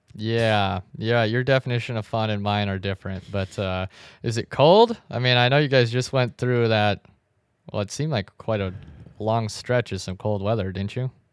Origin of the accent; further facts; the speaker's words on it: South Dakota, United States; also born or lived in Chicago; now in Arizona, United States; I grew up in South Dakota, and since moving to Arizona